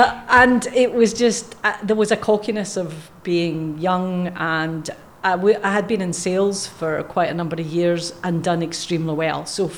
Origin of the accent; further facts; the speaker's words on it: Scotland, United Kingdom; accent: Scottish; now in Australia; But the accent that slightly comes through every so often is from Scotland.